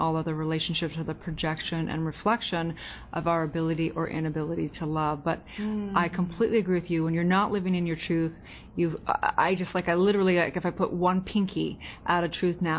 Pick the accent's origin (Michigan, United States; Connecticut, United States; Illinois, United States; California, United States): California, United States; And so just growing up in California, there was just, it was chaotic, not going to lie.